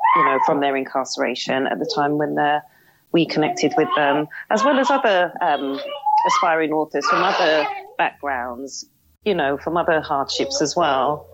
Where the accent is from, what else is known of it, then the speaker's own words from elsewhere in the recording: London, United Kingdom; also born or lived in Birmingham; we moved to London, and that's where my accent comes from, and that's where I was raised.